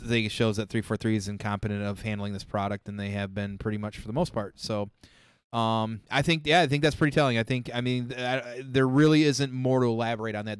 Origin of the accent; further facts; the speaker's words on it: Michigan, United States; I'm from Michigan.